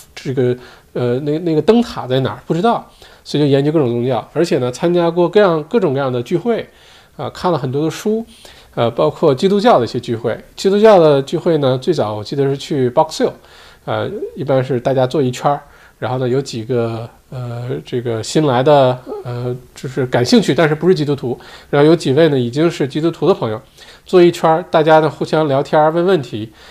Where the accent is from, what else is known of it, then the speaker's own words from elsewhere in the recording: Heilongjiang, China; now in Australia; 我都不记得上一次回黑龙江是什么时候了，有没有十年了